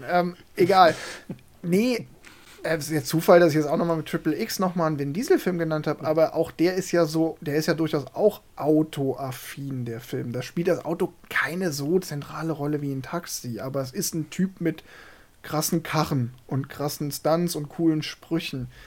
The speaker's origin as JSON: {"language": "German", "region": "Saarland", "country": "Germany", "tie": "born or raised there", "said": "äh, ich bin ja im Saarland aufgewachsen und äh, das Saarland ist ja traditionell Frankreich-affin und auch Peugeot-affin."}